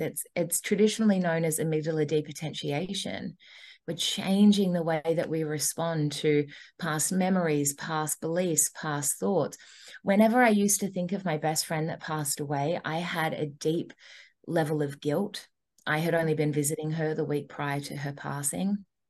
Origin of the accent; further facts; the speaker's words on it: Australia; now in Gold Coast, Australia; ended up traveling for two and a half years and then coming back to australia